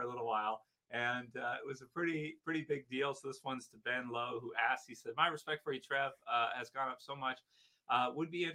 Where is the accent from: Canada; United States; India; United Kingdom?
Canada; from living here, being Canadian